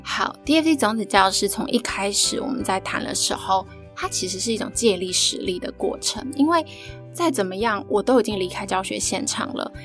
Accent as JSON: {"language": "Chinese", "country": "Taiwan", "tie": "born or raised there", "said": "其实我也其实就是土生土长的台湾人啊，然后我就是念公立的小学啊，国小、国中、高中的大学这样"}